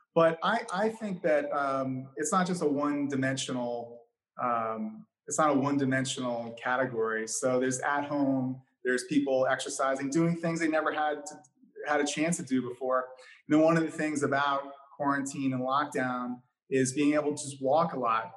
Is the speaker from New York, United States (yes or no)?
yes; New York City, New York, United States; growing up in New York City